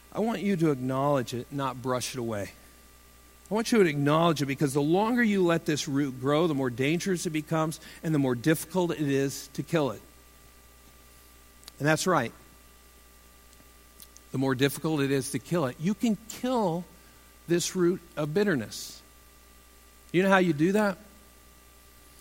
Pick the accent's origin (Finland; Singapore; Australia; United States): United States; Iowa; moved away as an adult; I was from Iowa.